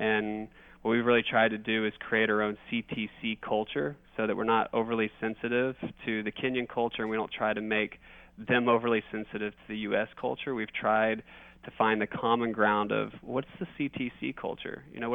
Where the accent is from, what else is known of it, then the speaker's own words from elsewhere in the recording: Texas, United States; also born or lived in Kansas; I'm a Texan